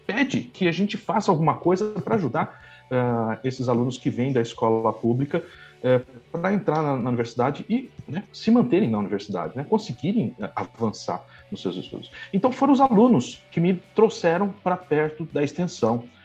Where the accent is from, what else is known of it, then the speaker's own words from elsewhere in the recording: Blumenau, Santa Catarina, Brazil; moved away as an adult; also born or lived in Florianópolis / Campinas; now in São Paulo, Brazil; Eu sou de Blumenau, eu sou originário de Blumenau e vim, fui me afastando de casa conforme eu fui para o mestrado